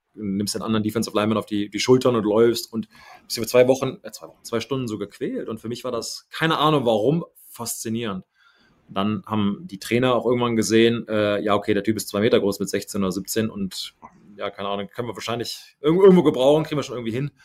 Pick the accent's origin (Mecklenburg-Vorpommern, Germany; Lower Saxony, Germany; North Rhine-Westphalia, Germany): North Rhine-Westphalia, Germany; Kaarst; moved away; also born or lived in Düsseldorf / Neuss; ich bin in äh, Düsseldorf gewor geboren übrigens ähm, und dann okay. nach ähm, Neuss umgezogen und von da nach Kassel ist immer noch der Kreis Neuss